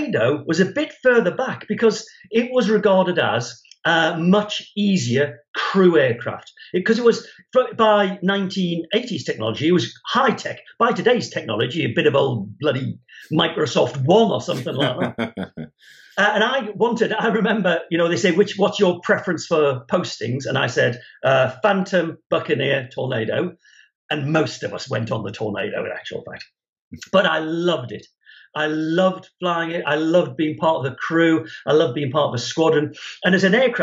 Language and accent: English; Newcastle upon Tyne, North East England, United Kingdom; I was at school in Newcastle in the 1970s.